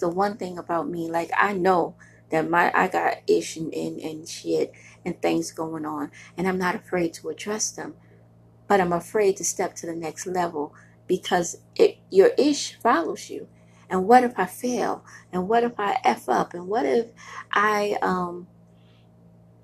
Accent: New York City, New York, United States; now in Buffalo, United States; I am a girl from Brooklyn, New York. I love Brooklyn

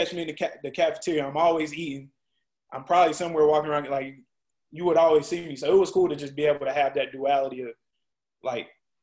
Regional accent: Rock Hill, South Carolina, United States; also born or lived in Charlotte, North Carolina; I grew up in Rock Hill

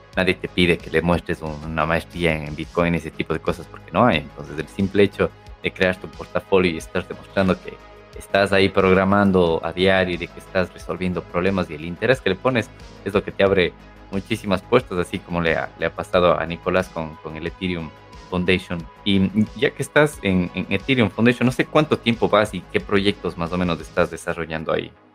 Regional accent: Cuenca, Azuay, Ecuador; mencionaste que eres de Cuenca, yo también

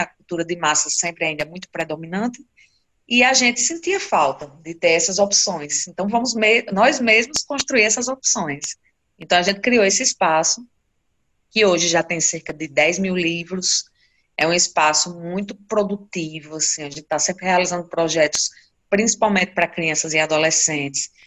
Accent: Currais Novos, Rio Grande do Norte, Brazil; Eu sou nascida em Corrais Novos e moro aqui desde a minha infância, né? Desde que nasci. E Corrais Novos fica no Seridó do Rio Grande do Norte

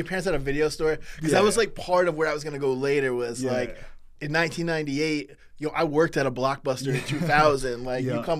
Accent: Jewett City, Connecticut, United States; I'm from Jewett City

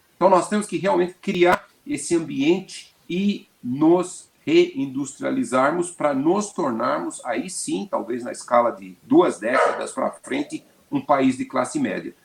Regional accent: São Paulo, Brazil; eu sou paulistano, nasci em São Paulo e tenho 69 anos. Desde que eu era criança, São Paulo era muito poluído

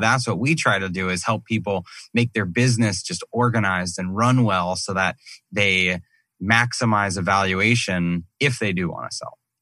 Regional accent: Massachusetts, United States; now in Scottsdale, United States; I grew up in Massachusetts

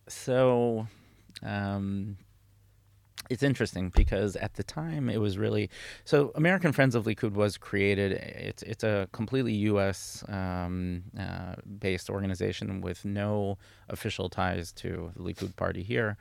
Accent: Karnei Shomron, Judea and Samaria, Israel; moved away as an adult; also born or lived in United States; I grew up in the Chumron, um, in Samaria

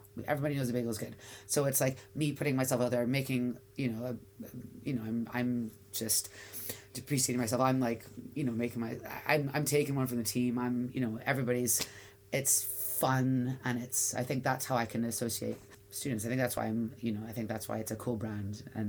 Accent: Canada; I'm like, I'm Canadian.

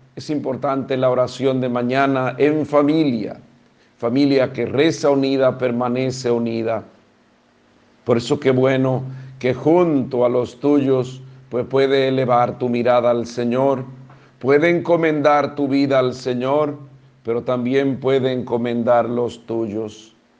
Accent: Dominican Republic; como dominicanos

